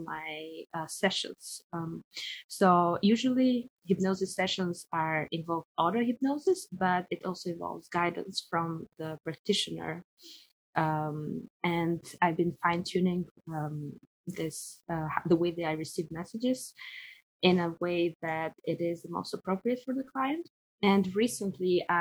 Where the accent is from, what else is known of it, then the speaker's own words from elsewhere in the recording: Tirana, Albania; moved away as an adult; also born or lived in Paris, France; now in Hawaii, United States; I live in Hawaii and I'm originally from Albania and I've lived in Paris for the last 12 years.